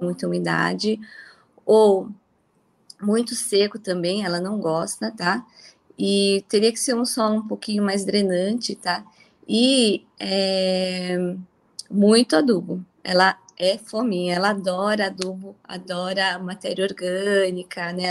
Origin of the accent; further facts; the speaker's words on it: São Paulo, Brazil; also born or lived in Mirandópolis; aos dois anos de idade eu saí de Mirandópolis, meus pais vieram para São Paulo, né? Eles produziam no interior é, e, e em São Paulo eu cresci